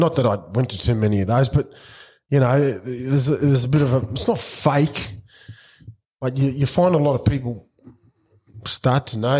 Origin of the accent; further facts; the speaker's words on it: Brisbane, Queensland, Australia; Growing up in Brisbane, it's hard.